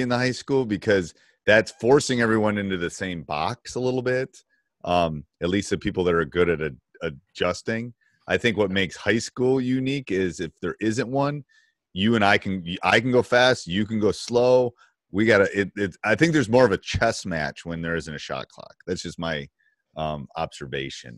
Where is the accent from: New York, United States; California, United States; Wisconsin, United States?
Wisconsin, United States; I'm from Wisconsin where, you know, Bo Ryan and the Bennetts are from